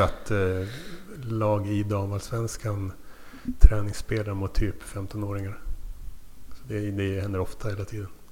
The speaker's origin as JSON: {"language": "Swedish", "town": "Luleå", "region": "Norrbotten County", "country": "Sweden", "tie": "born or raised there", "also_born_or_lived": "Tumba, Stockholm", "moved": "as an adult", "said": "Född i Tumba i Stockholmsrådet men flyttade till Luleå när jag var tre. Sen flyttade därifrån 99 när jag var 19. Men uppväxt mm, i Luleå"}